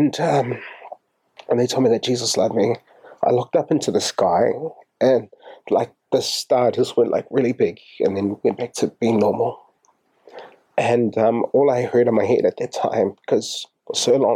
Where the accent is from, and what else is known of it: Auckland, New Zealand; moved away as an adult; also born or lived in Australia